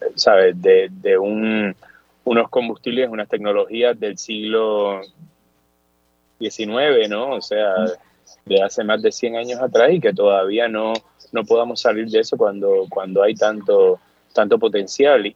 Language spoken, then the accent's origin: Spanish; Puerto Rico; now in United States; sí sigo siendo este, puertorriqueño, la, la, referencia cultural sigue siendo Puerto Rico